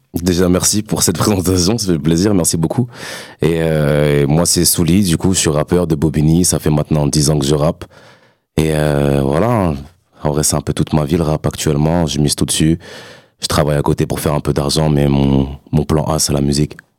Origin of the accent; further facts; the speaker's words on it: Castell'Arquato, Emilia-Romagna, Italy; moved away; c'était à Castellarquato, euh, en Italie. Donc, c'est dans mon bled aussi